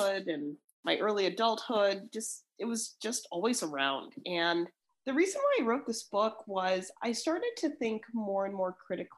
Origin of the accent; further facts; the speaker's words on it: Chicago, Illinois, United States; growing up in Chicago